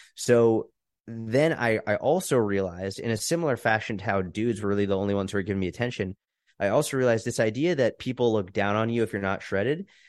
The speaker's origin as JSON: {"language": "English", "area": "outside Boston", "region": "Massachusetts", "country": "United States", "tie": "born or raised there", "also_born_or_lived": "Israel / New York City", "moved": "as an adult", "said": "I grew up outside Boston, Massachusetts."}